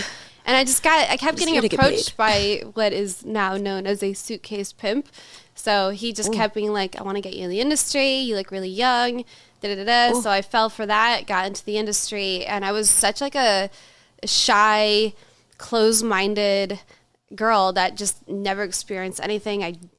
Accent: Los Angeles, California, United States; also born or lived in Louisiana / Chicago; now in Colorado, United States; I'm from Louisiana. Okay. I grew up for the most part in Los Angeles.

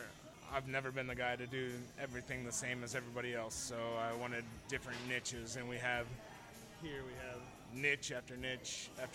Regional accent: Pekin, Illinois, United States; moved away as an adult; also born or lived in Afghanistan / Kuwait; for the last 10 years, I've been overseas, Afghanistan and Kuwait, and I always have a love for my hometown, downtown. I have a vision of downtown Pekin, Illinois

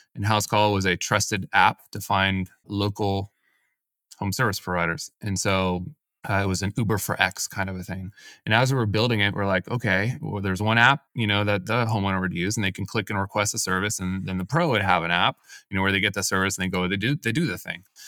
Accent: Silicon Valley, California, United States; also born or lived in San Diego; I grew up in the Silicon Valley, decided to move away for school

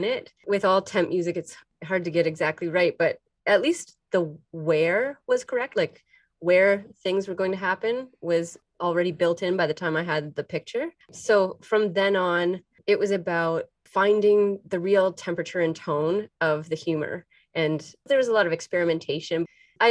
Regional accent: Windsor, Ontario, Canada; I'm from Windsor, and I spent a lot of time in Detroit

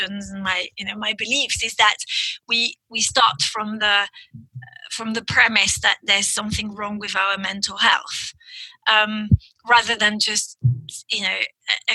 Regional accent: France; first language French; English is a second language; now in United Kingdom; I grew up in France and, you know, now I live in the UK, but so my first language is French

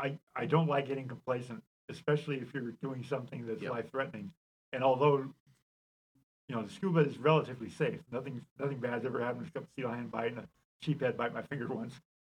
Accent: San Pedro, California, United States; also born or lived in Germany / Denver / Texas; as an Army brat and moved all over the world, Germany and Denver and Texas. But for the most part, I grew up in Southern California.

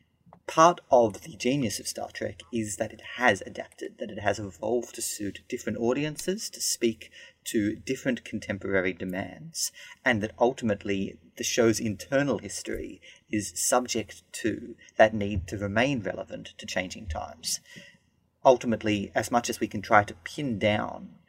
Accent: Australia; I'm a lawyer from Australia

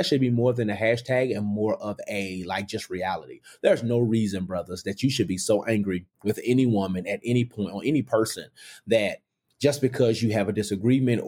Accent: Memphis, Tennessee, United States; moved away; I grew up in the Whitehaven area.

